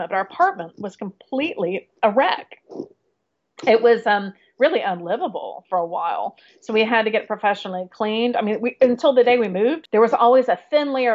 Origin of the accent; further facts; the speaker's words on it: Florida, United States; now in New York City, United States; my hometown in Florida